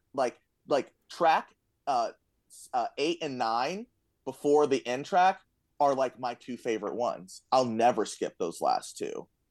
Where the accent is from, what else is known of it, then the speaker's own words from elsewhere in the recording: Florida, United States; moved away; I'm from Florida. This is my first winter up here